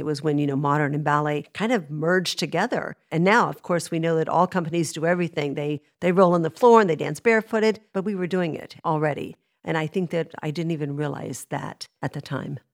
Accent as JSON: {"language": "English", "town": "Dallas", "region": "Texas", "country": "United States", "moved": "yes", "said": "I'm from Dallas"}